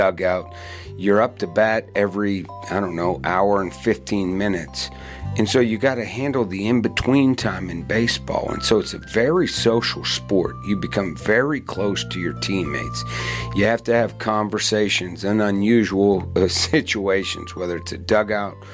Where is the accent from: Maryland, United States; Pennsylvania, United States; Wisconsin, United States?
Pennsylvania, United States; Western; I grew up in Western Pennsylvania in the 70s, and football was everything there